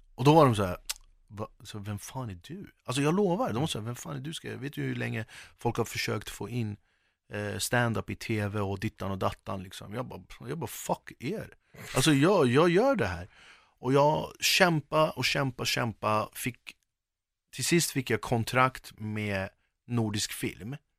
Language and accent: Swedish; Sweden; jag är verkligen förortskille